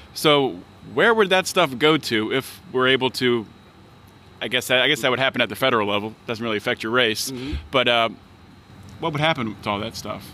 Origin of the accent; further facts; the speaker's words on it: Pittsburgh, Pennsylvania, United States; I'm from Pittsburgh